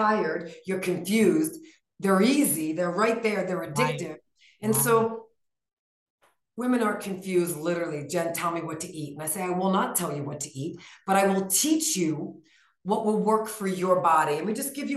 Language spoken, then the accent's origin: English; New York, United States; now in Flagstaff, United States; We're from New York, where we live in Flagstaff now.